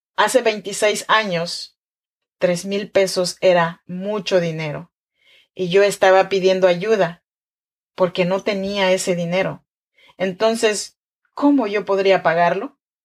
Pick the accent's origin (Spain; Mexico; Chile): Mexico; Chinantla region, Oaxaca; now in Sacramento, United States; Soy mexicana, oaxaqueña de la región chinanteca